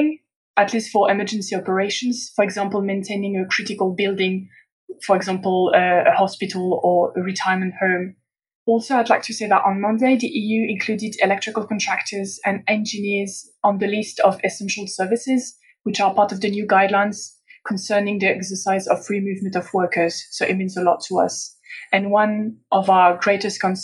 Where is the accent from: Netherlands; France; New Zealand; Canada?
France; moved away as an adult; now in Brussels, Belgium; I come from France, but I've been working in Brussels for the past 4 years